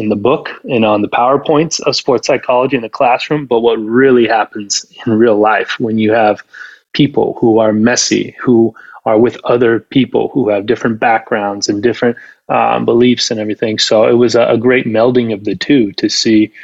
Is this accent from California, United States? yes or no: yes; Southern California, United States; also born or lived in Idaho / Mississippi; I'm from Southern California